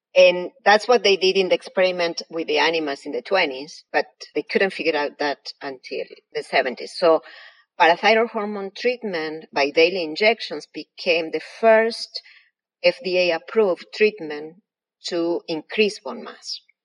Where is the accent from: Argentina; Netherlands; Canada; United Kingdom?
Argentina; English is a second language; moved away as an adult; now in United States; You may infer by my accent, I was not born here. I was born in Argentina. I came to the States 21 years ago